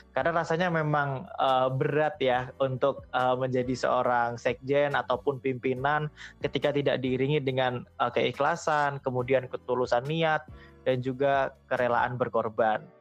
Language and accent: Indonesian; Rembang, Central Java, Indonesia; born there; saya lahir di Rembang, uh, Jawa Tengah pada tanggal 16 Juni pada tahun 2000.